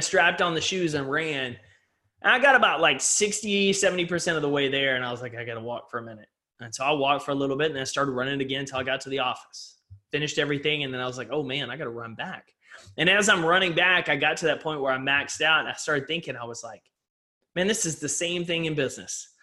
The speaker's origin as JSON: {"language": "English", "region": "East Texas", "country": "United States", "tie": "born or raised there", "said": "I grew up in East Texas"}